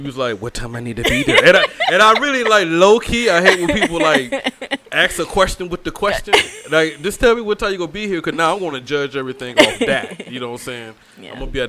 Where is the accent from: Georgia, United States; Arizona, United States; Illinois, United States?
Georgia, United States; also born or lived in Riverside, California; And I'm from Georgia